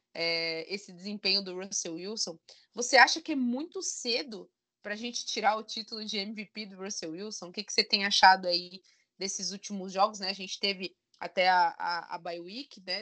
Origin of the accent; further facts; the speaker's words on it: Santa Catarina, Brazil; Eu que sou aqui de Santa Catarina